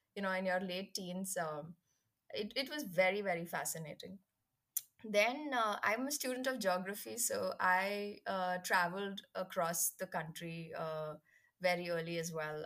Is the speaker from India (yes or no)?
yes; India; as an Indian